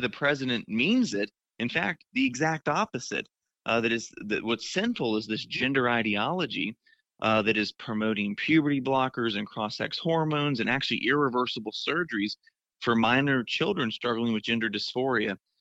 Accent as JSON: {"language": "English", "region": "Florida", "country": "United States", "said": "my home state of Florida"}